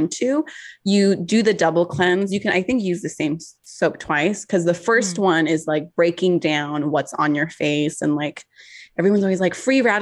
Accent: California, United States; I'm from California

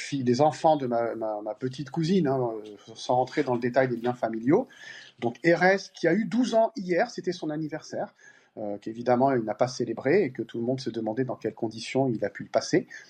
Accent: Paris, Île-de-France, France; Moi, je suis parisien et français

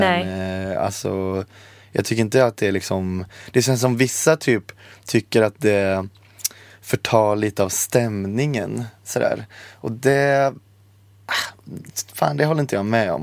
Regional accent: Borås, Västra Götaland, Sweden; Jag är också från Borås

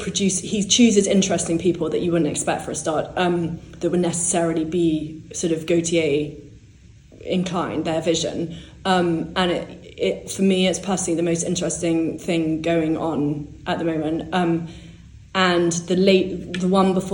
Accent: born in London, England, United Kingdom; I was growing up, I was born in London, but I was growing up in the country mainly

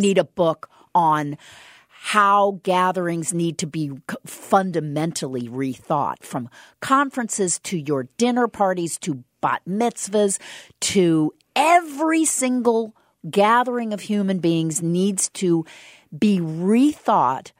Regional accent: Southern Indiana, United States; moved away; I'm from Southern Indiana

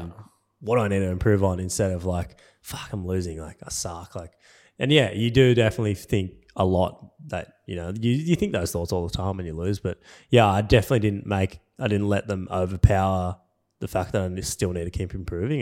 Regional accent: Cronulla, New South Wales, Australia; I grew up in Cronulla, which is like yeah, thirty minutes south of Sydney City

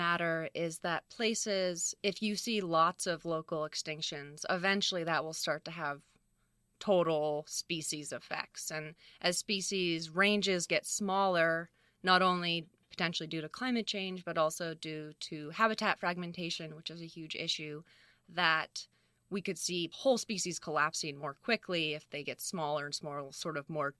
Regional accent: Fairfax, California, United States; So I spent a lot of time on my own just sort of roaming the hills of Marin County. Yeah, I grew up sort of near Fairfax, which has a ton of open space, and out in Geronimo Valley, and it's beautiful.

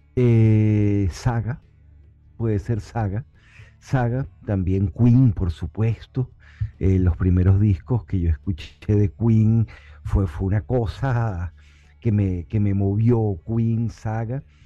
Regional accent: Caracas, Capital District, Venezuela; moved away as an adult; now in Miami, United States; yo crecí en Caracas, Venezuela, eh, con el Ávila enfrente

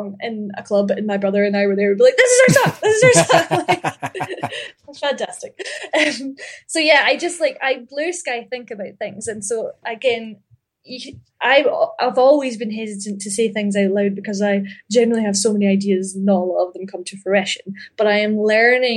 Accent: Ayr, Scotland, United Kingdom; But I grew up in Ayr, A-Y-R

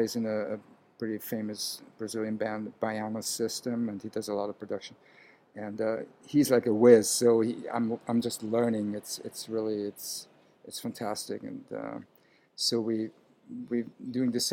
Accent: Vienna, Austria; now in New York City, United States; I was born in Vienna, Austria, to a Hungarian father, Austrian mom

